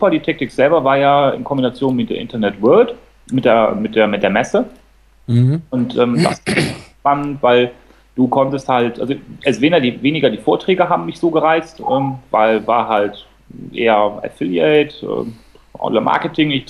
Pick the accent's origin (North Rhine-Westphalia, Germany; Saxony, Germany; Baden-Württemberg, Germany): North Rhine-Westphalia, Germany; Cologne; Ich muss mich genau. jetzt mal auf die Seite hier von, äh, von Magen äh, schlagen als Kölner